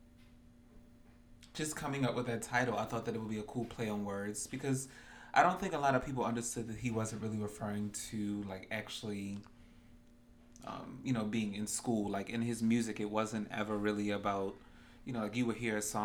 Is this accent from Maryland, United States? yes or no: yes; Baltimore, Maryland, United States; I am from Baltimore also as well.